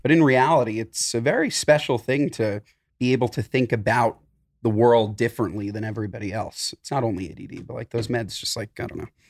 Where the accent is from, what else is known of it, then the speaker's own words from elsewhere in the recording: New York, United States; I'm from New York